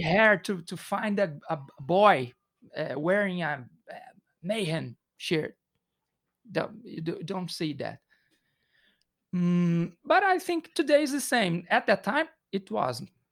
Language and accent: English; Belo Horizonte, Minas Gerais, Brazil; English is a second language; We are from Belo Horizonte